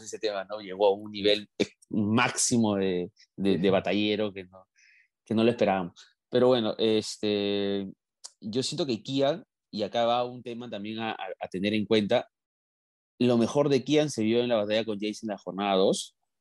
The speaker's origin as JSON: {"language": "Spanish", "country": "Peru", "said": "somos los peruanos"}